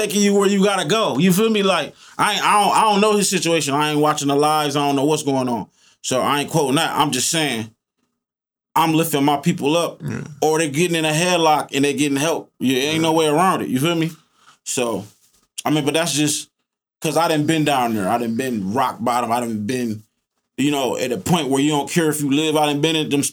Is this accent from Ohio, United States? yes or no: yes; Toledo, Ohio, United States; I'm from Toledo